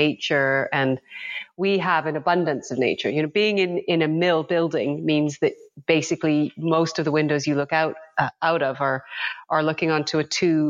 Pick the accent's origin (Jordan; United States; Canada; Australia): Canada; Western Canada; also born or lived in Hong Kong; now in United Kingdom; I grew up in Western Canada